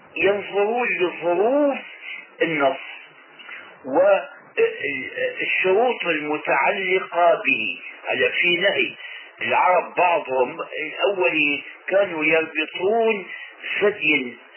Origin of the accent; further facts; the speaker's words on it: Syria; عندنا في الشام